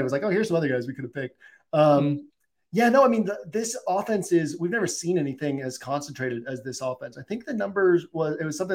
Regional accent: Massachusetts, United States; I grew up in Massachusetts

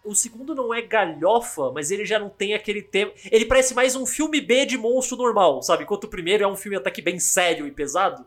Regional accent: São Paulo, Brazil; eu sou paulista

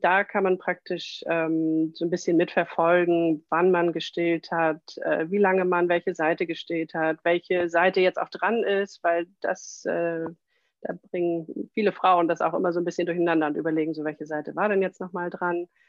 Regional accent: Kiel, Schleswig-Holstein, Germany; Ich komme aus Kiel

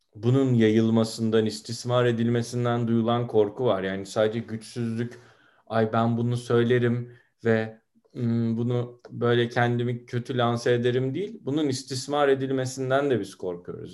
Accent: Turkey; Ben bu konuda Türkiye standartlarında görece modern bir ailede büyüdüm.

